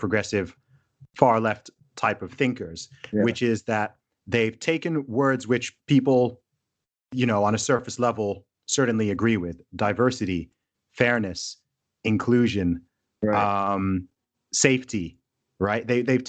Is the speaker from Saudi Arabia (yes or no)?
yes; Saudi Arabia; I grew up in Saudi Arabia and I went to an international school.